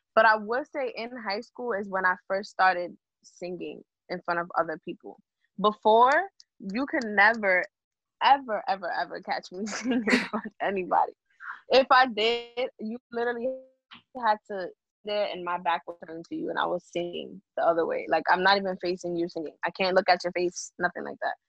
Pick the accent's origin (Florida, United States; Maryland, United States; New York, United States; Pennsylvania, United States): New York, United States; New York City; I'm from the Bronx, New York, and I actually I want to say I, I grew up in a small town. Like the Bronx